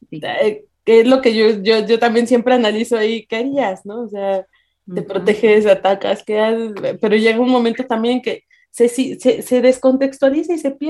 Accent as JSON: {"language": "Spanish", "country": "Mexico", "said": "nosotros como mexicanos"}